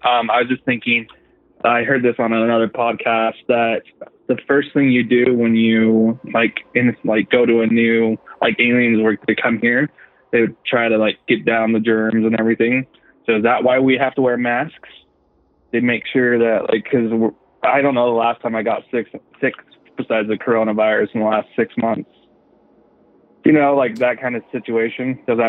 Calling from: Utah, United States; from Utah.

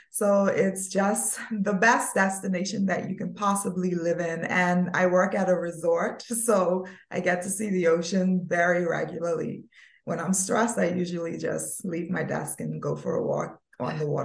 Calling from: Turks & Caicos Islands; from the beautiful by nature Turks and Caicos Islands, where it's always sunny.

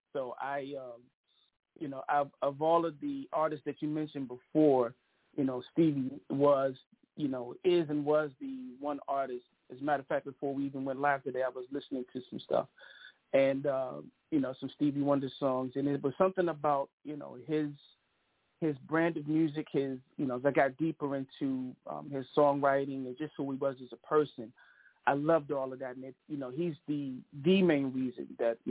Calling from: Bowie, Maryland, United States; So I am calling from Bowie, Maryland, which is about 15 minutes outside of the D.C. area, Chocolate City.

